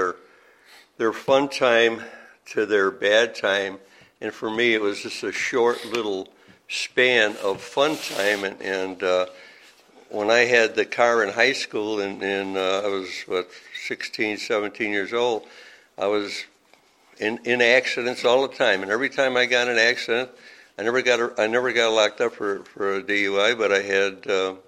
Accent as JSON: {"language": "English", "town": "Chicago", "region": "Illinois", "country": "United States", "tie": "born or raised there", "moved": "as an adult", "said": "I was born and raised in Chicago, and never been out of that city"}